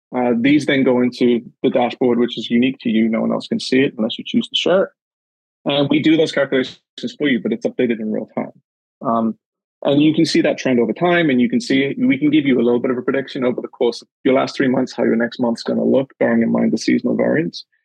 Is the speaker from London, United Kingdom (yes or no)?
no; Newcastle upon Tyne, North East England, United Kingdom; moved away as an adult; also born or lived in the Maritimes, Canada; now in Canada; my time growing up in Newcastle and and in the north of England